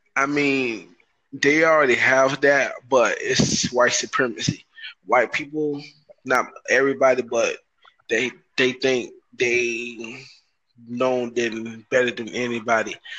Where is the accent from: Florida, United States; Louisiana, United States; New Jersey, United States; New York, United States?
Florida, United States; Broward County; I'm from Broward County, Florida, USA